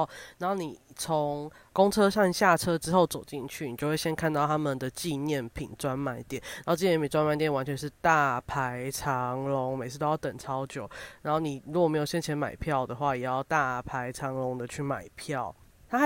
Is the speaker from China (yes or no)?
no; Kaohsiung, Taiwan; now in Taipei, Taiwan; 因为我是个高雄人。